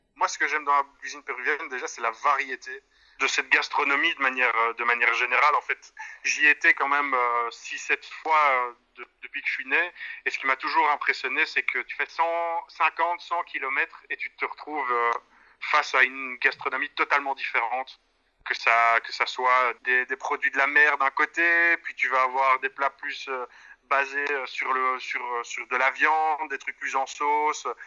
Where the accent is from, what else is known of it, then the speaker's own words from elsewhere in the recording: Brussels, Brussels-Capital Region, Belgium; en tant que bon bruxellois